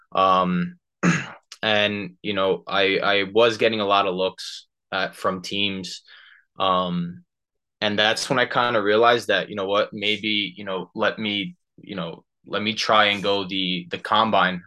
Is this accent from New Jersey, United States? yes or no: yes; Union, New Jersey, United States; I'm from Union, New Jersey